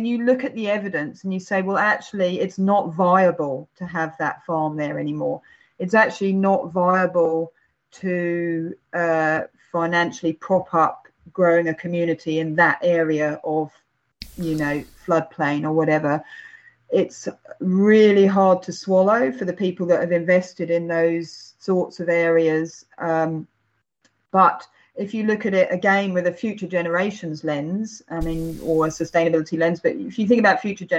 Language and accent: English; Crete, Greece; also born or lived in England; Well, actually, my dad's Greek, so I'm from Crete as well as England, and this is pretty much played all throughout my childhood.